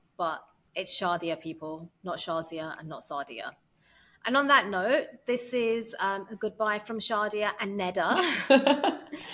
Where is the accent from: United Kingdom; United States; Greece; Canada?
United Kingdom; moved away; I cannot be British without being Asian.